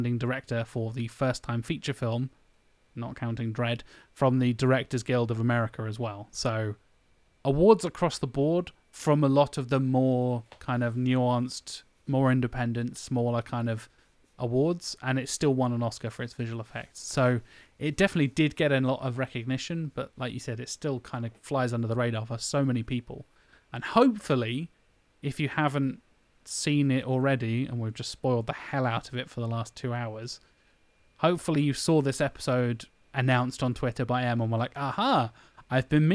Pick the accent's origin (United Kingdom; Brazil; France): United Kingdom; we're British